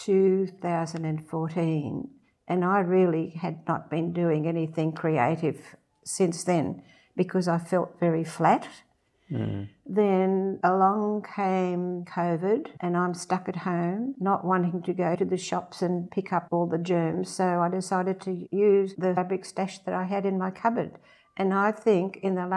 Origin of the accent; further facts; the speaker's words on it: Sydney, New South Wales, Australia; moved away as an adult; also born or lived in Amsterdam, Netherlands / Randwick, Sydney; now in Central Coast, Australia; I was born in Amsterdam during the war years, and my mum and dad and my sister and I migrated to Australia in 1947, and I was brought up as a Bronte Beach girl